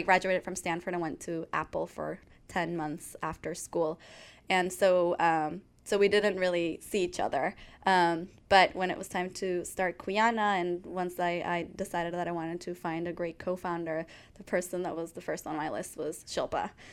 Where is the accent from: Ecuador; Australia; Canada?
Ecuador; moved away as an adult; now in United States; I grew up in Ecuador. My family's Ecuadorian. I'm Ecuadorian